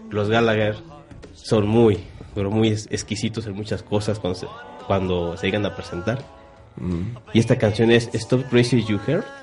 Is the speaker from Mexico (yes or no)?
yes; Mexico